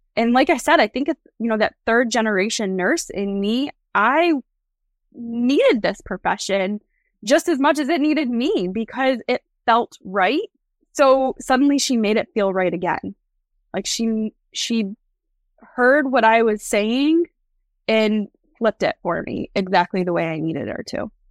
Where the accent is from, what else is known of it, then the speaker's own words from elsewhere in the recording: New York, United States; my hometown here in New York